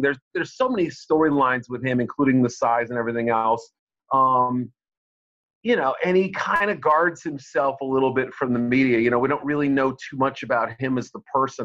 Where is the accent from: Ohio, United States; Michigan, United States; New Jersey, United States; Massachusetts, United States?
Massachusetts, United States; Boston; moved away as an adult; also born or lived in Missouri / Chicago; I grew up in the Boston area